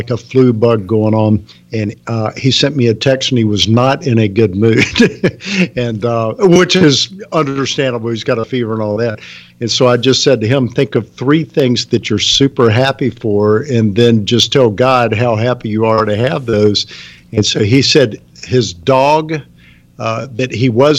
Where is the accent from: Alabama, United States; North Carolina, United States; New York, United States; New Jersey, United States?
North Carolina, United States; Charlotte; accent: Southern; I was born and raised in Charlotte, North Carolina, so I am a Southern guy, and I say words like y'all sometimes